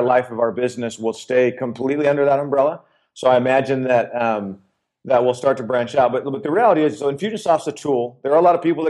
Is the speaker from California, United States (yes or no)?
no; Arizona, United States; born and raised in Arizona